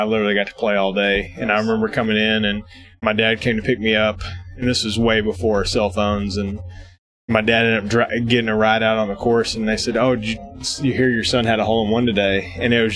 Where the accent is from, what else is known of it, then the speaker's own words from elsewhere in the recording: Tennessee, United States; I'm from Tennessee